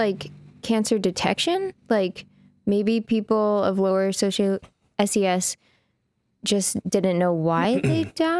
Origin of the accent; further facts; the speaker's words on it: the Northwest, Pacific Northwest, United States; We're both from the Northwest.